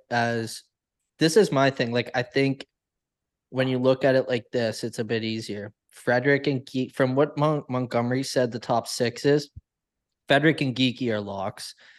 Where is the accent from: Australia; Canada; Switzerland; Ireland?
Canada; I'm Canadian.